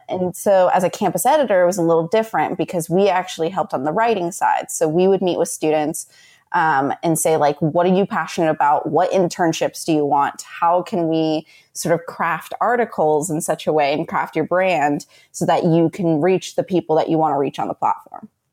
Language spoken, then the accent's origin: English; United States; I'm very happy in who I am as an American